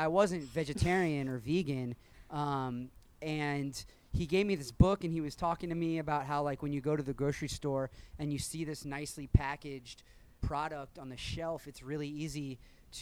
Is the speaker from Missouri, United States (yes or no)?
yes; Kansas City, Missouri, United States; I grew up in Kansas City.